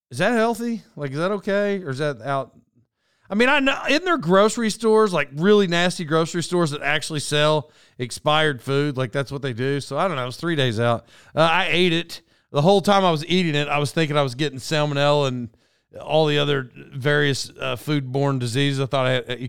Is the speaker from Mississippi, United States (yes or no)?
no; Oklahoma, United States; moved away; I grew up in Oklahoma.